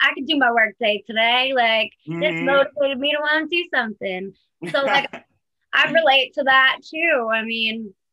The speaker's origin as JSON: {"language": "English", "region": "New York", "country": "United States", "said": "I'm from New York"}